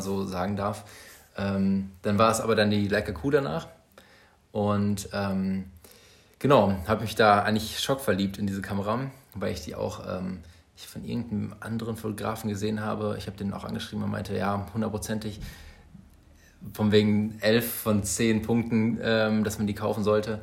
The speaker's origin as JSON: {"language": "German", "town": "Bielefeld", "region": "North Rhine-Westphalia", "country": "Germany", "said": "wir kommen beide aus Bielefeld"}